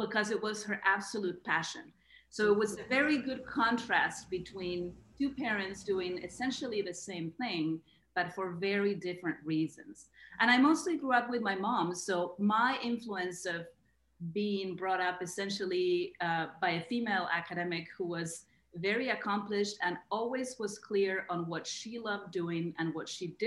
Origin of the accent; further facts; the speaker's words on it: Argentina; moved away as an adult; I grew up in Argentina. I'm Argentinian. I lived there until I was 23 or 24.